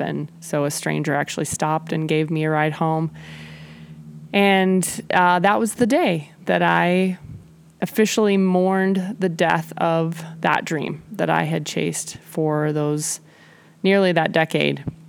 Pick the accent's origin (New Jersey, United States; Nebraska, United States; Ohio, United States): Nebraska, United States; moved away as an adult; also born or lived in Kansas City, Missouri / Mission, Kansas; I moved from Nebraska, where I was from and where I'd attended law school, to Kansas City, Missouri